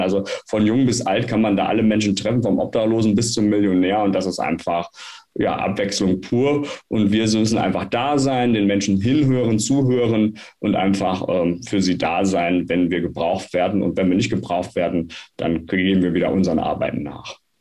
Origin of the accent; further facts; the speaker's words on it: Münsterland, North Rhine-Westphalia, Germany; moved away as an adult; also born or lived in Frankfurt am Main; now in Frankfurt, Germany; komme gebürtig aus dem Münsterland und mich hat es hier als Kapuziner nach Frankfurt am Main verschlagen